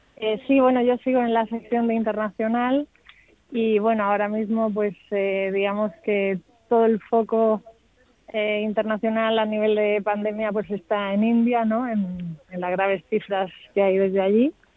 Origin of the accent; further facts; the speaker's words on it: Region of Murcia, Spain; now in Madrid, Spain; los murcianos que recibimos